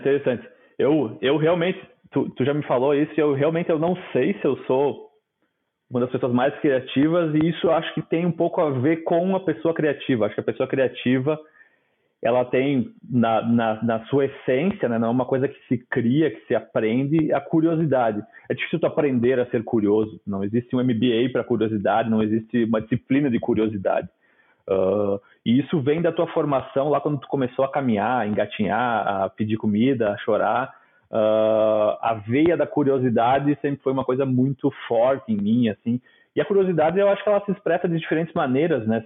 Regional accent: Nova Prata, Rio Grande do Sul, Brazil; sou do interior do Rio Grande do Sul, da Serra, de Nova Prata

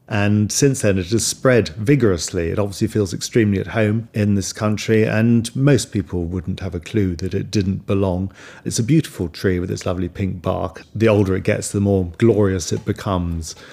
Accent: Kent and Sussex, South East England, United Kingdom; I grew up in Kent and Sussex, surrounded by woods, on the fringes of London

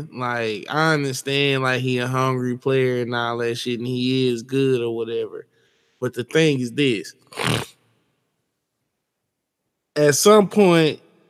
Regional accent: Fort Worth, Texas, United States; I'm from Fort Worth, Texas.

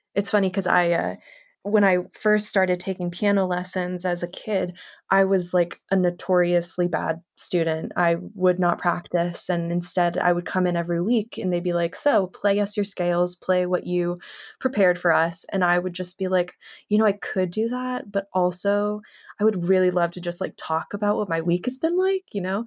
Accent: Los Angeles, California, United States; also born or lived in Connecticut; I was born and raised in Los Angeles

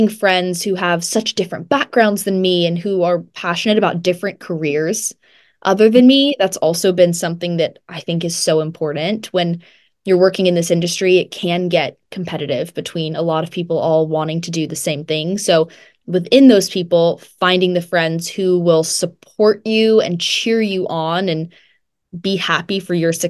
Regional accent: Georgia, United States; moved away; I was originally born in Georgia

